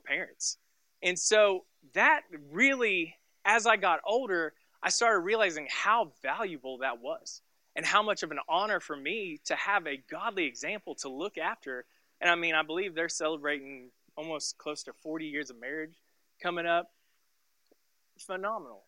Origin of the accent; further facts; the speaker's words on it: Tulsa, Oklahoma, United States; I grew up and I was born and raised in Tulsa, Oklahoma. And so we lived in a small little suburb called Sand Springs. And I lived there until I was 17 years old.